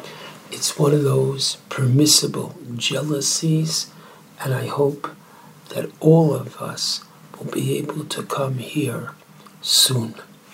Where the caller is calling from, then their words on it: Beit Shemesh, Jerusalem District, Israel; I am calling from Beit Shemesh, where it is quite warm, but oh, is it worth it?